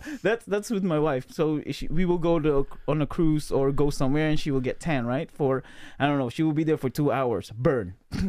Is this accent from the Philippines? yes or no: yes; Philippines; also born or lived in Pampanga / Pasay, Manila / Bulacan / Lansing, Michigan; now in Michigan, United States; I was born and raised in Pampanga. Well, yeah, I was born in Pampanga, but I grew up in Manila, like in Pasay, and then we went back to Bulacan / Pampanga, and that's the rest of my life till we moved here.